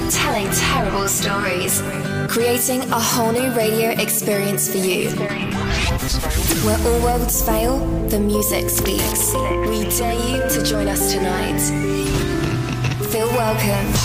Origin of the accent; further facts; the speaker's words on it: Düsseldorf, North Rhine-Westphalia, Germany; ähm, ich komme aus Düsseldorf